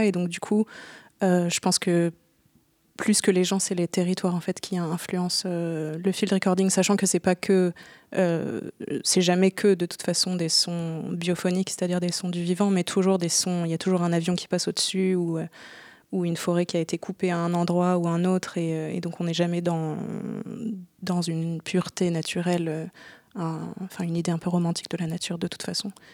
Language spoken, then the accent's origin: French; France; now in Berlin, Germany; j'habite à Berlin depuis pas mal de temps maintenant, même si je suis française à la base